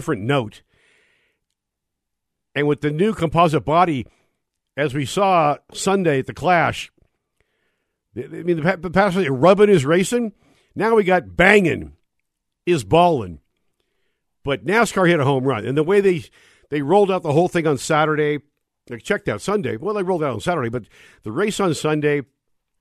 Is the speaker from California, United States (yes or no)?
yes; Southern California, United States; moved away as an adult; now in Denver, United States; I was a SoCal boy